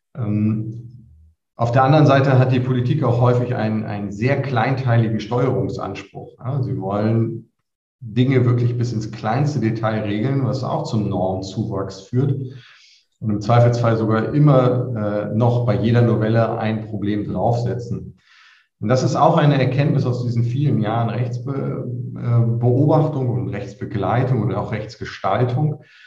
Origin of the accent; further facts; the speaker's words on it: Lüneburg, Lower Saxony, Germany; moved away as an adult; now in Würzburg, Germany; nicht gebürtiger Unterfranke, sondern komme aus Lüneburg, wo ich zur Schule gegangen bin